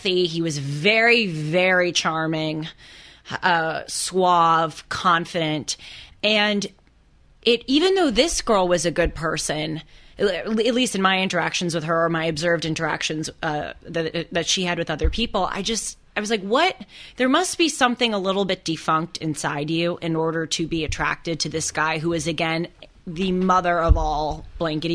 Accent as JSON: {"language": "English", "town": "Los Angeles", "region": "California", "country": "United States", "tie": "born or raised there", "said": "Growing up in Los Angeles"}